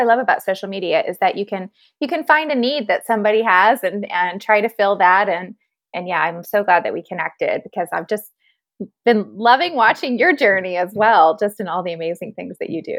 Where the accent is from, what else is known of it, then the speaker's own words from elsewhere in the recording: Louisville, Kentucky, United States; I'm from Louisville, Kentucky, and I am a mom of four very little children